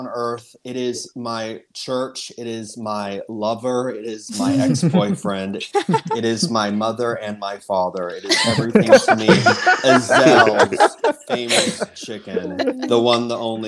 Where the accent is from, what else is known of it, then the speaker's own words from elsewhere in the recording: Austin, Texas, United States; I come from Texas, right? Okay. Like Austin